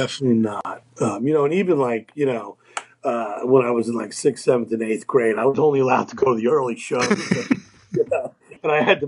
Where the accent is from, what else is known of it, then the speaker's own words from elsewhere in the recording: New York City, New York, United States; I grew up in and around the East Village.